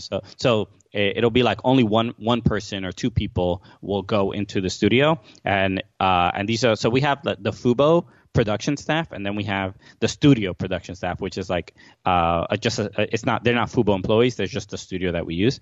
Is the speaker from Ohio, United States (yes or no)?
no; New York City, New York, United States; moved away as an adult; now in New Jersey, United States; I grew up in Brooklyn my entire life